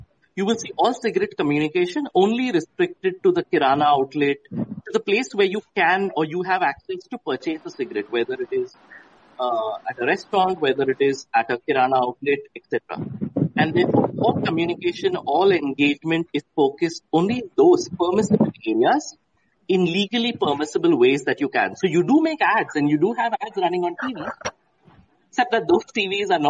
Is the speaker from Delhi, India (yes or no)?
no; Mumbai, Maharashtra, India; moved away as an adult; also born or lived in Jaipur / Bhopal / Kolkata / Chennai; I am from Mumbai, been born and brought up there